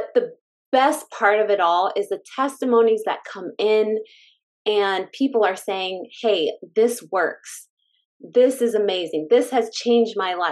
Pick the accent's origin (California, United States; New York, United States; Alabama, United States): California, United States; moved away; we're from California. I'm just saying, we're from California